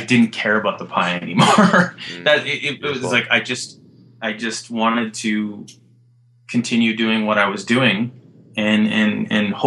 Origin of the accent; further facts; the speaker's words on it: Alberta, Canada; I grew up in Alberta